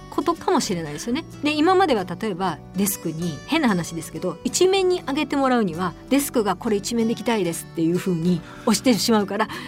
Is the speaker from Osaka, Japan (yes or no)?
yes; Osaka, Japan; moved away; also born or lived in Tokyo; 阪出身でしたから